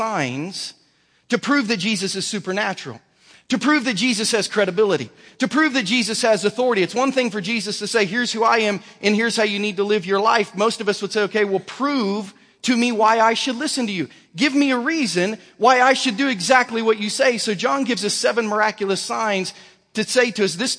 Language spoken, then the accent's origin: English; Southern Ohio, United States; now in Lee's Summit, United States; growing up in Southern Ohio